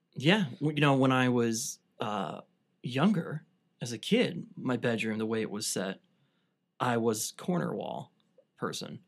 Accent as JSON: {"language": "English", "town": "Cleveland", "region": "Ohio", "country": "United States", "tie": "born or raised there", "said": "I grew up on the East Side"}